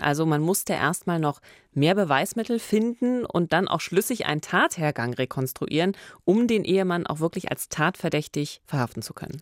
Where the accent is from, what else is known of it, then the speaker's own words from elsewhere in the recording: Eberswalde, Brandenburg, Germany; moved away; es ist meine Heimatstadt